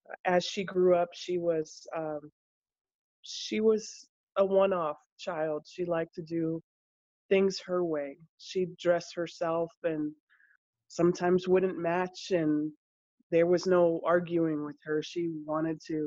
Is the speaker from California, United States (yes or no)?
yes; California, United States; also born or lived in Chicago, Illinois; I was born actually just outside of Chicago, was raised in California since seven